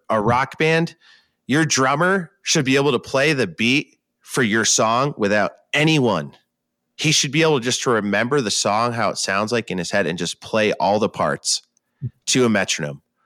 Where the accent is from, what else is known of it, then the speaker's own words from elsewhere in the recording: New York, United States; moved away as an adult; now in West Coast, United States; That's my home state